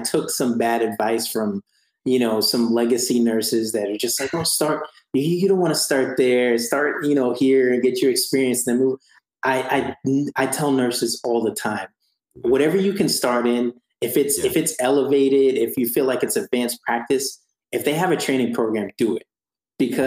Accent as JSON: {"language": "English", "region": "Florida", "country": "United States", "moved": "as an adult", "said": "I'm from Florida"}